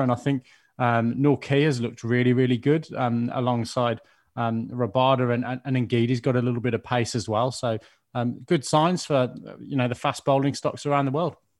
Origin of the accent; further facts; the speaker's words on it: Birmingham, West Midlands, United Kingdom; my hometown of Birmingham